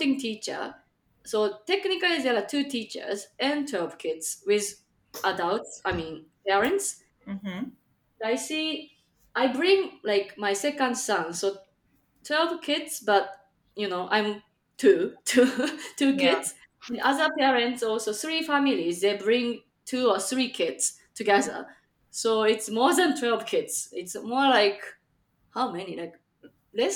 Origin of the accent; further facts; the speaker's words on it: Japan; also born or lived in Chicagoland, Illinois, United States; now in Chicago, United States; I'm from Japan, but currently living in Chicagoland, Illinois, USA